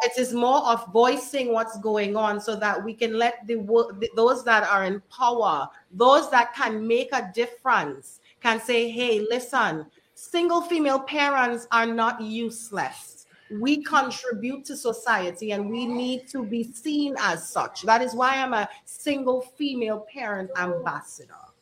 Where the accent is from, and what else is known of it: Trinidad & Tobago; also born or lived in United States; now in Dominica